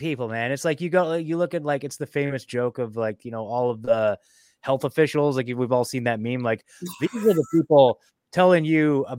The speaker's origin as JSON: {"language": "English", "area": "Portland and Eugene", "region": "Oregon", "country": "United States", "said": "I'm from Portland and Eugene"}